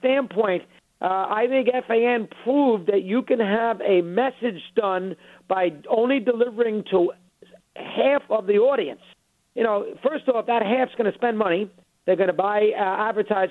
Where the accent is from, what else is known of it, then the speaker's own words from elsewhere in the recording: Syosset, New York, United States; I grew up in Syosset, Long Island